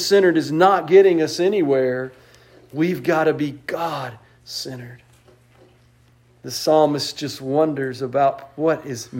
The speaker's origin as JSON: {"language": "English", "region": "West Texas", "country": "United States", "tie": "born or raised there", "said": "I grew up in West Texas."}